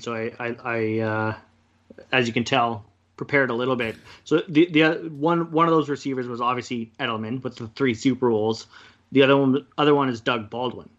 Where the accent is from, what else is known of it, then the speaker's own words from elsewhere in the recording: Kelowna, British Columbia, Canada; also born or lived in Kamloops; I moved back to Kelowna from Kamloops after, after playing against you guys for how, however many years, I think it was four years I played in Kamloops